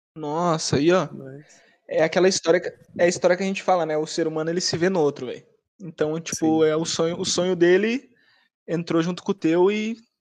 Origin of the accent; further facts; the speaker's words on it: Porto Alegre, Rio Grande do Sul, Brazil; also born or lived in Bahia; sou de Porto Alegre, mano de Porto Alegre